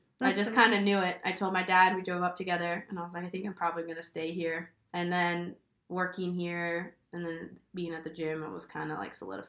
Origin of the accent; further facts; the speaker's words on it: New Jersey, United States; also born or lived in Maryland; I am originally, I was born in Maryland, but I grew up in New Jersey, so I claim Jersey as my home forever.